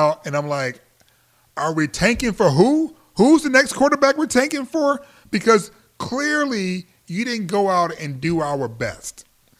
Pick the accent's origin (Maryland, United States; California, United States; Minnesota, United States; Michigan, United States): Michigan, United States; Detroit; my hometown team, the team of Detroit